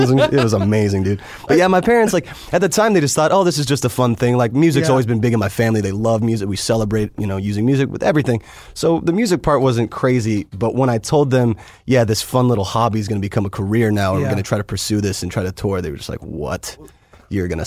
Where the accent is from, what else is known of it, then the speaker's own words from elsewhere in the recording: Las Vegas, Nevada, United States; also born or lived in St. George, Utah; Vegas is really my home. I mean, that's where, you know, I was raised